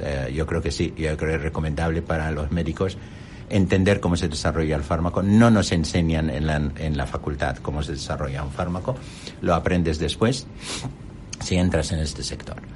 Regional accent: Amman, Amman Governorate, Jordan; Spanish is a second language; moved away as an adult; now in Spain; yo nací en Amán

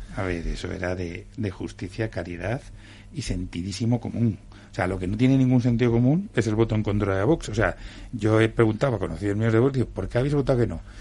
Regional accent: Canary Islands, Spain; now in Madrid, Spain; yo tengo la la doble condición de ser eh, madrileño, que venimos de cualquier lado, y encima soy canario

